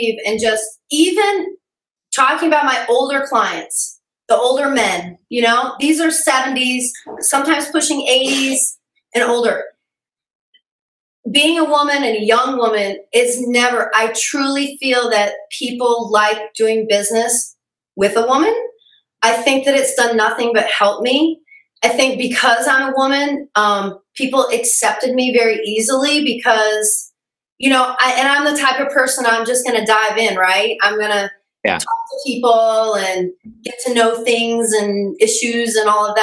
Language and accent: English; Midwest, United States; being raised in the Midwest